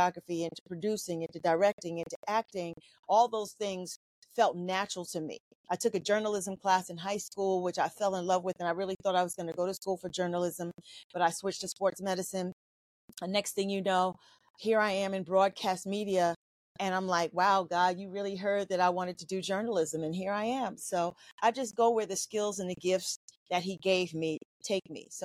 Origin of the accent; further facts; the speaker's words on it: New York City, New York, United States; I'm a girl from Queens, New York City. Public school child